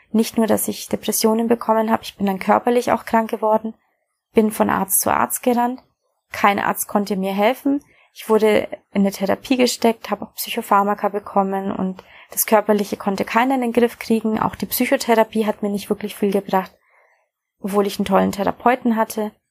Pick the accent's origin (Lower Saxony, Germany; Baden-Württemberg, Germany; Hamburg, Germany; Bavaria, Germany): Bavaria, Germany; Aufgewachsen bin ich in Bayern in Deutschland und habe nach der mittleren Reife beschlossen, mein Abitur nachzumachen und Medizin zu studieren.